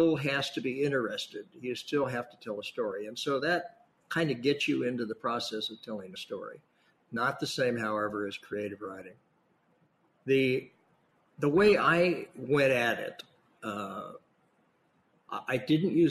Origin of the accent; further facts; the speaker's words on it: Imperial Valley, Southern California, United States; also born or lived in San Diego area, California / Seattle, Washington; now in San Francisco, United States; grew up in Southern California, actually down in Imperial Valley, which is not only a pandemic hotspot